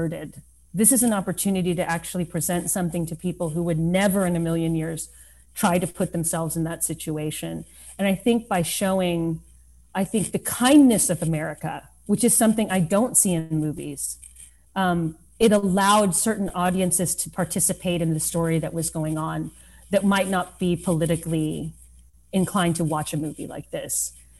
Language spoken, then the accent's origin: English; Lubbock, Texas, United States; moved away as an adult; now in New York City, United States; growing up in Lubbock, Texas